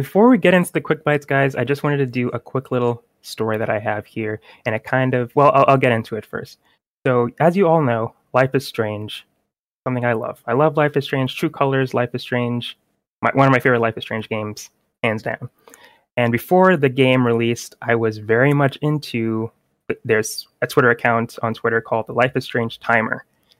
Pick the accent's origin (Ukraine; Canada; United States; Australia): Ukraine; Kyiv; English is a second language; I'm Ukrainian. I was born in Kyiv, Ukraine. I have been living on this land, my home, for 27 years now.